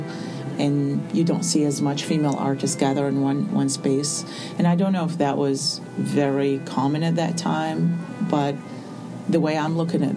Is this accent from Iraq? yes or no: yes; Baghdad, Baghdad Governorate, Iraq; moved away as an adult; now in United States; I was born in Baghdad in 1976, and I grew up among a generation of what's called war artists, because since I was born until the moment I left Iraq in 2006